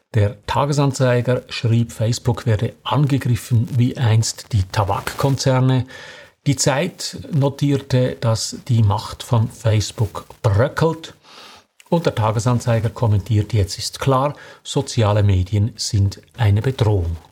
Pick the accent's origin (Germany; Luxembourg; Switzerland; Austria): Switzerland; bei uns in der Schweiz